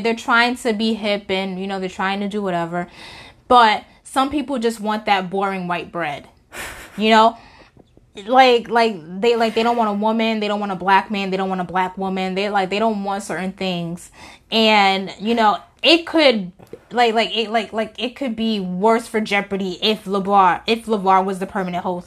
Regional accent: New York, United States; I'm from New York

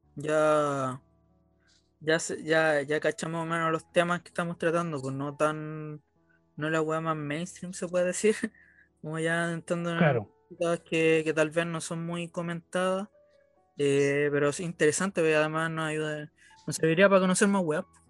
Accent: Chile; cuando chico no creía que en Chile no había nada

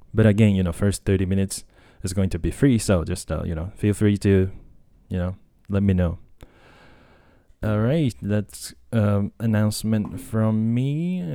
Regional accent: Tokyo, Japan; English is a second language; also born or lived in United States; I was born and raised in Japan. I grew up in Japan. Uh, I'm, like, hundred percent Japanese, um, and, uh, yeah, from Tokyo

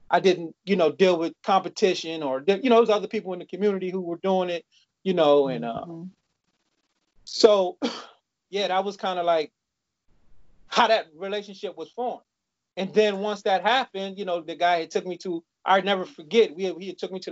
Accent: Maryland, United States; also born or lived in Ohio / Washington, D.C.; We moved to Maryland with my grandmother in like 80

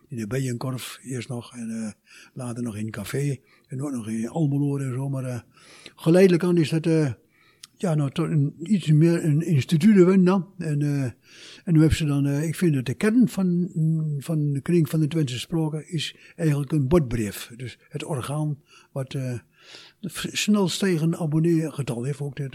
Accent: Turkey; ik kom uit Turkije. Ik kan vlot en vloeiend Turks, vlot en vloeiend Nederlands en ook vlot en vloeiend plat.

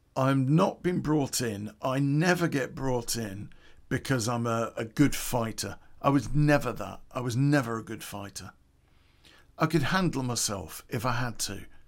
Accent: Coventry, West Midlands, United Kingdom; It's back in nineteen eighty where I grew up in Coventry.

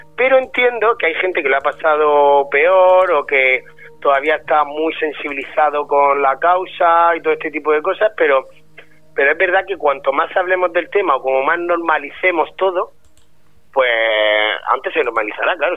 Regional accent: Region of Murcia, Spain; accent: Murcian; a los murcianos nos gusta mucho nuestro acento y estamos como muy orgullosos de nuestra tierra

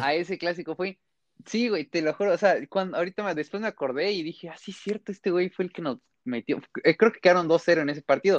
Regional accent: Mexico; como buen chamaquito mexicano, te hacen irle al equipo de los papás

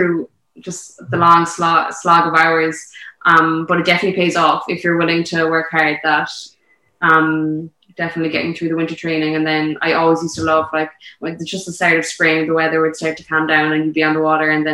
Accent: Skibbereen, Munster, Ireland; growing up around Sabrine

